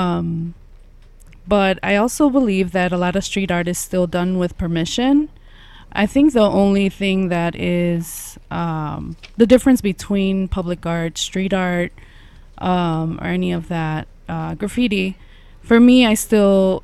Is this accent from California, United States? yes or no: no; Chicago, Illinois, United States; I grew up here in Little Village